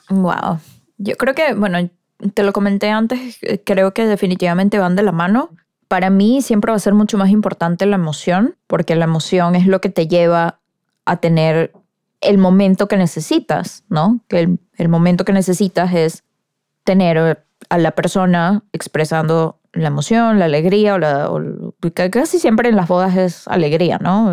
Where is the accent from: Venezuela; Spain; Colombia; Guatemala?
Venezuela; en mi país, en Venezuela.